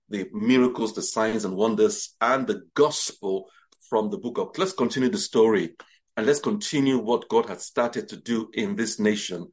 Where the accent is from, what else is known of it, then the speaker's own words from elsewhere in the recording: Nigeria; moved away as an adult; also born or lived in England / Jos, Nigeria; now in Bromley, United Kingdom; I was born in England, bred in Nigeria